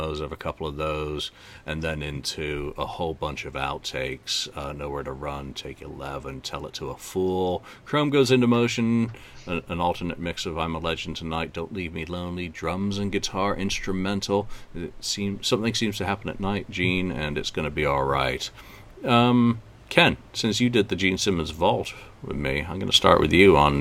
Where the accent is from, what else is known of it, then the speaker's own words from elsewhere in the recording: England, United Kingdom; As an Englishman